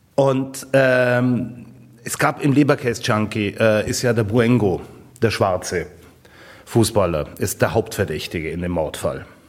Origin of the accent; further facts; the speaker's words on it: Garmisch-Partenkirchen, Bavaria, Germany; Ich bin in Garmisch aufgewachsen